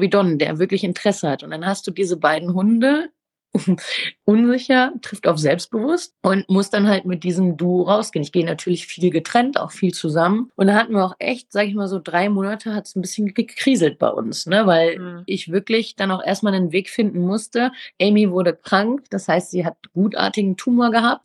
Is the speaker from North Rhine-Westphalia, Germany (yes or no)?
yes; Ruhr area, near Dortmund, North Rhine-Westphalia, Germany; ich komme aus dem Ruhrgebiet, aus der Nähe von Dortmund